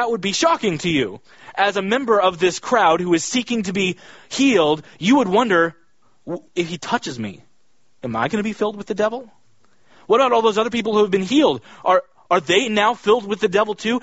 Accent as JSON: {"language": "English", "region": "Kansas", "country": "United States", "tie": "born or raised there", "said": "I grew up in Kansas"}